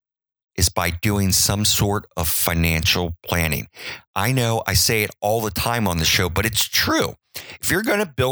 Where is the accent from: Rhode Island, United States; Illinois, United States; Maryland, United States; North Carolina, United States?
Maryland, United States; Baltimore; now in Virginia, United States; I grew up in Baltimore. And I live in Virginia.